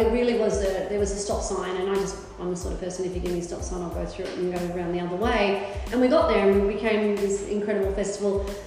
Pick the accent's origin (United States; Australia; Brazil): Australia; Melbourne, Victoria; also born or lived in Sydney; now in Brisbane, Australia; I grew up in Melbourne, I've lived in Sydney, I now live in Brisbane